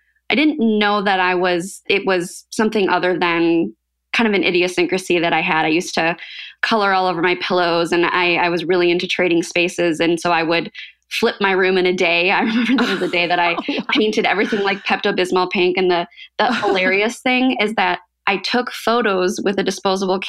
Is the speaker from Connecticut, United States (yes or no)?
no; St. Charles, Illinois, United States; also born or lived in Iowa; I grew up in the Chicago suburbs. So St. Charles, it's right outside of the city